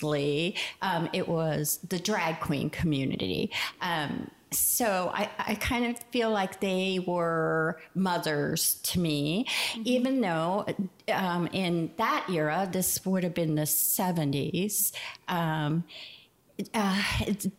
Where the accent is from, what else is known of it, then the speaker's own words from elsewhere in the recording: New York City, New York, United States; moved away as an adult; now in Harrison County, United States; I was born and raised in Greenwich Village in New York City.